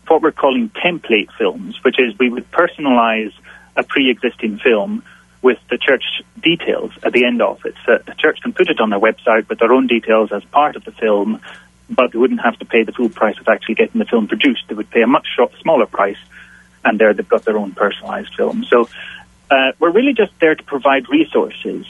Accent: Isle of Skye, Scotland, United Kingdom; now in Glasgow, United Kingdom; I'm based in Glasgow in Scotland, but originally I'm from the Isle of Skye in the Hebrides in the northwest.

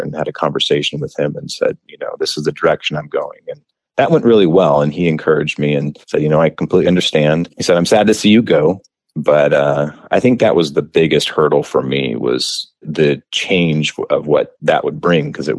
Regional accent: Escondido, San Diego area, California, United States; I grew up in the neighborhood just adjacent to the seminary

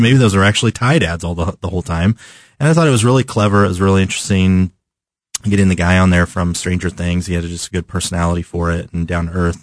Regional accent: Southern California, United States; now in Kansas City, United States; one of the places I grew up in Southern California

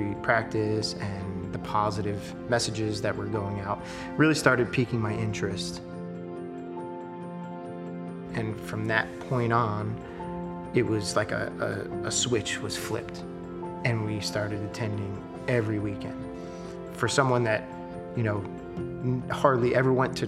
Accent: New York, United States; moved away as an adult; now in Arizona, United States; I grew up in New York, was born and raised there as a Christian

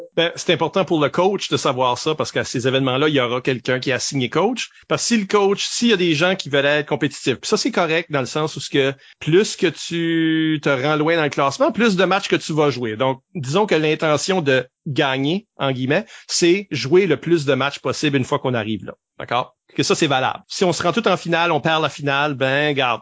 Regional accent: Shippagan, New Brunswick, Canada; on n'a pas les accents de Bouctouche là, on vient de Chupagan.

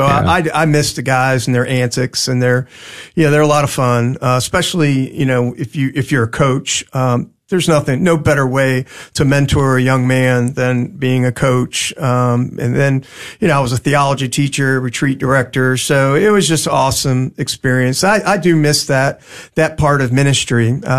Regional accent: Maryland, United States; also born or lived in Dallas, Texas; now in Houston, United States; I'm originally from Maryland.

